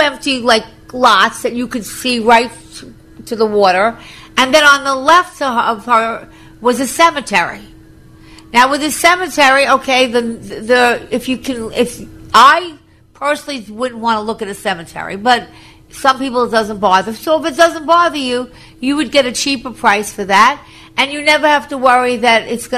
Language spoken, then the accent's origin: English; Long Island, New York, United States; also born or lived in Florida; I was from Long Island